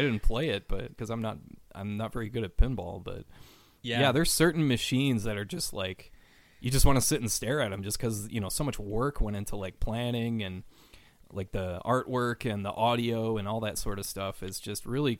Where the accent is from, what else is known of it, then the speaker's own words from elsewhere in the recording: St. Paul, Minnesota, United States; that doesn't scare me. I'm from St. Paul, Minnesota.